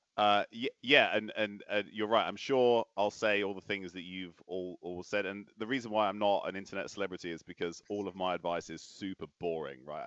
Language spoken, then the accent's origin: English; Bristol, South West England, United Kingdom; moved away; also born or lived in Oslo; I grew up in Bristol